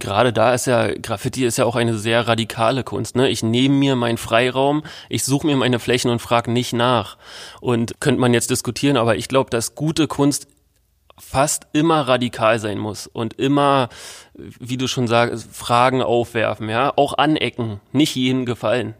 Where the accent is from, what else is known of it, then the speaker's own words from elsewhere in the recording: Berlin, Germany; in Berlin wenn man in den 90ern groß geworden ist wie ich